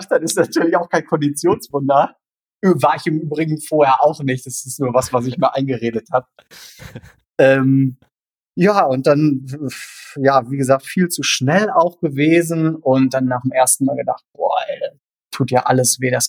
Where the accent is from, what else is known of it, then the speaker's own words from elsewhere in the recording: North Rhine-Westphalia, Germany; Aber aufgewachsen bin ich wirklich im Sauerland.